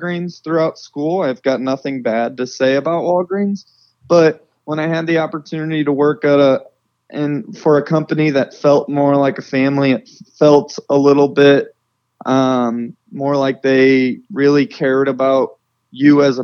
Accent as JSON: {"language": "English", "town": "St. Louis", "region": "Missouri", "country": "United States", "tie": "born or raised there", "also_born_or_lived": "Indianapolis, Indiana", "moved": "as an adult", "said": "I'm born and raised in St. Louis, Missouri."}